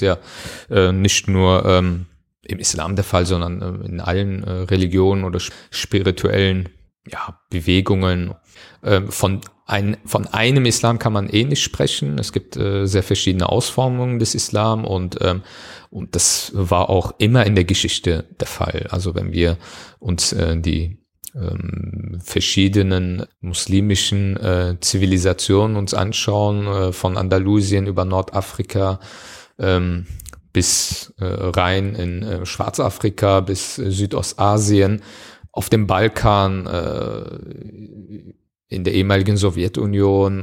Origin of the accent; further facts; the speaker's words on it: Germany; Aber Deutschland ist meine Heimat